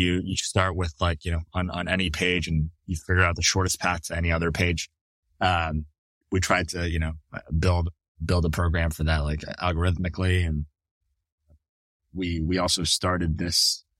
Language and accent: English; Canada; now in United States; you know, as a Canadian, I needed to actually go to a place that would sponsor my visa.